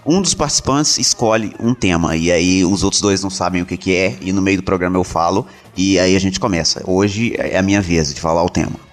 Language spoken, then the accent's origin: Portuguese; Minas Gerais, Brazil; sou mineiro